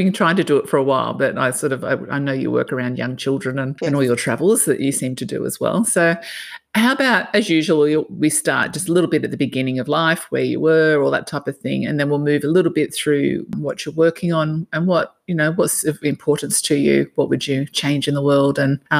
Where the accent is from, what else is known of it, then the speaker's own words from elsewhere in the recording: Sydney, New South Wales, Australia; now in Noosa, Australia; But yeah, I'm the same. I came from Sydney and I just so appreciate this space